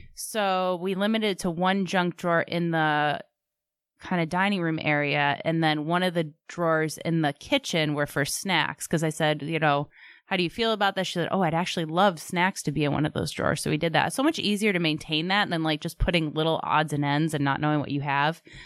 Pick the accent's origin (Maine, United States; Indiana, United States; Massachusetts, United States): Massachusetts, United States; Sharon; I'm a townie. I grew up in Sharon. 02067 is Sharon